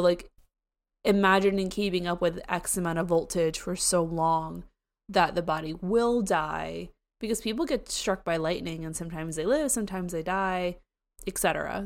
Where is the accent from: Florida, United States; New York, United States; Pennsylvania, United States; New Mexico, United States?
Florida, United States; I'm from Florida. I say everything wrong